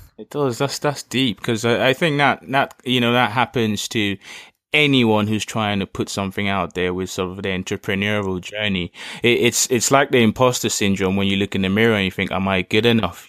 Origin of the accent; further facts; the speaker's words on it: Lagos, Nigeria; growing up in Lagos